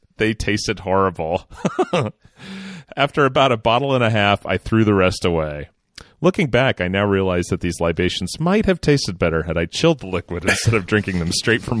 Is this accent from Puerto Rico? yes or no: no; Sudbury, Ontario, Canada; now in St. Thomas, Canada; Last year on February 1st, I moved from my hometown of Sudbury, Ontario, Canada, to St. Thomas, Ontario, Canada, to start a new job.